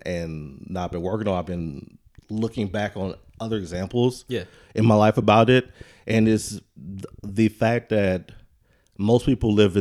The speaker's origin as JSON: {"language": "English", "town": "Shreveport", "region": "Louisiana", "country": "United States", "moved": "as an adult", "lives_now": "Texas, United States", "said": "I'm from Louisiana, Shreveport, Louisiana"}